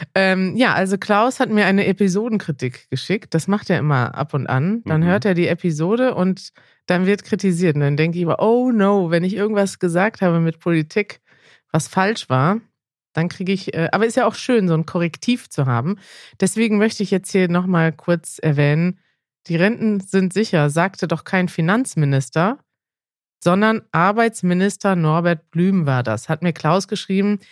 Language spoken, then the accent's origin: German; Germany; ich kann ja als Deutsche